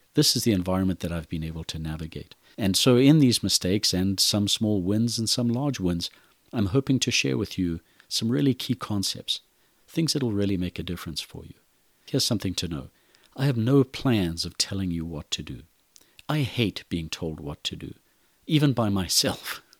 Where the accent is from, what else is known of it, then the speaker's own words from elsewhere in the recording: Zimbabwe; moved away as an adult; I'm originally from Zimbabwe and Africa. Born in the country of Rhodesia, I grew up in a violent, brutal civil war